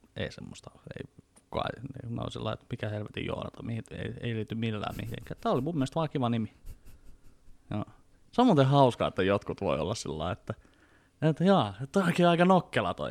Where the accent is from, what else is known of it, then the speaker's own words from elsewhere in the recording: Vantaa, Uusimaa, Finland; mä oon Vantaalta lähtöisin